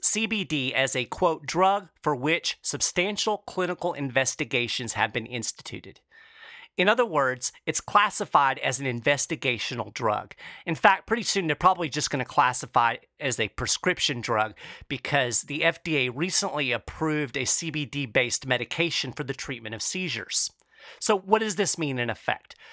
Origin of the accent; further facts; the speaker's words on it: Lexington, Kentucky, United States; here in my hometown of Lexington, Kentucky